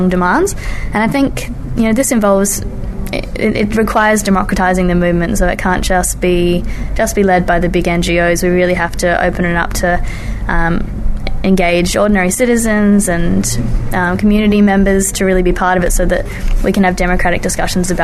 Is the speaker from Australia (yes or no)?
yes; Adelaide, South Australia, Australia; my hometown, Adelaide